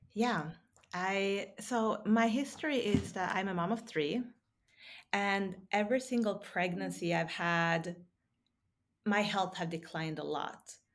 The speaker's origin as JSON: {"language": "English", "country": "Sweden", "tie": "born or raised there", "also_born_or_lived": "Texas", "moved": "yes", "lives_now": "Norway", "said": "I grew up in Sweden"}